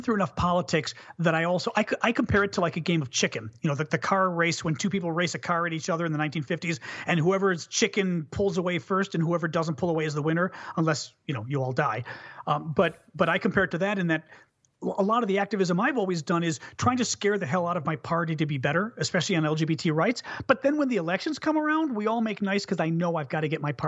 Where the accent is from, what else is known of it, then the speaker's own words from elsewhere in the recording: United States; as an American